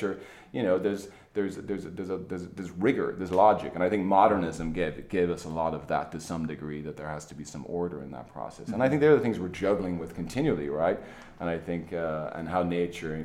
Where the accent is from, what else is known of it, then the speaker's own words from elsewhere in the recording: Ireland; now in United States; I'm an Irishman myself